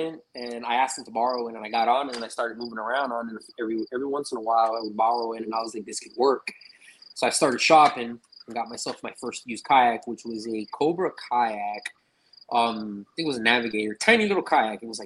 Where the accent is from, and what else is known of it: Miami, Florida, United States; born or raised there; also born or lived in California